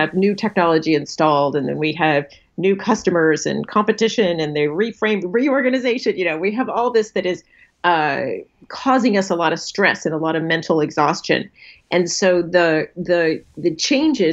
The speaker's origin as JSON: {"language": "English", "town": "National City", "region": "California", "country": "United States", "tie": "born or raised there", "said": "I grew up in San Diego, National City, for those of you who know San Diego very well, which is near the Mexican border"}